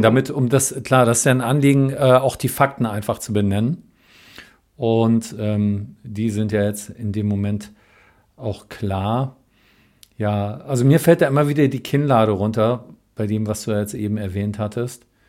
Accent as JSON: {"language": "German", "region": "Berlin", "country": "Germany", "said": "bei uns in Berlin"}